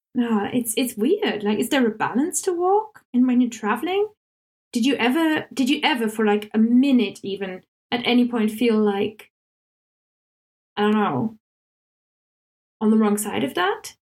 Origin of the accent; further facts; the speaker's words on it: Germany; English is a second language; now in England; I'm German, I live in England, I'm learning Welsh